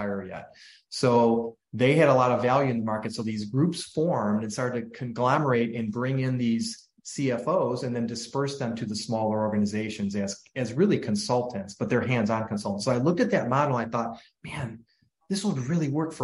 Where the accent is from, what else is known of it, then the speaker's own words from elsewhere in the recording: Cleveland, Ohio, United States; I grew up in the Cleveland, Ohio area